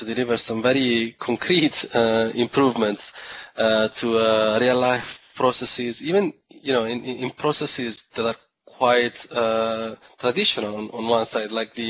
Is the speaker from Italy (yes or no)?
yes; Italy; I was born in Italy.